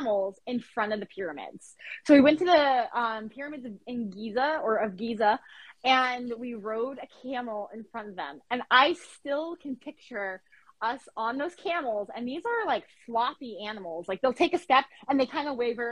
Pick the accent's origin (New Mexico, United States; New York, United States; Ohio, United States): New Mexico, United States; moved away; also born or lived in Florida; I'm not exactly from Florida, I'm from New Mexico.